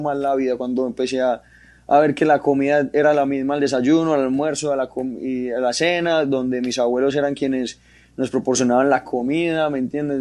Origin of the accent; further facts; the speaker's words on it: Medellín, Antioquia, Colombia; una familia paisa, una familia de Medellín normal